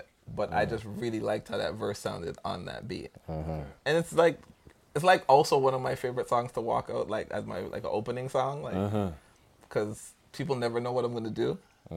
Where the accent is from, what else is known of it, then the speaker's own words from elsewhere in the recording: Jamaica; I'm Jamaican